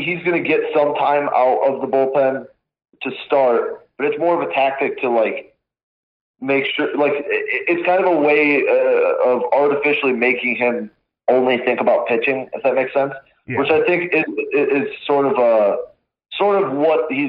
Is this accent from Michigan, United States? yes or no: yes; Western Michigan, United States; growing up in Western Michigan, like lakes everywhere